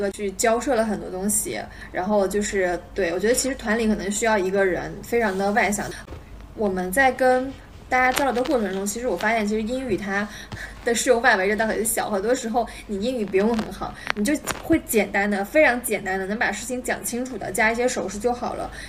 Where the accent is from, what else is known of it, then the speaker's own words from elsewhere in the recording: China; 然后我我感觉作为一个中国人，我已经被他讲昏了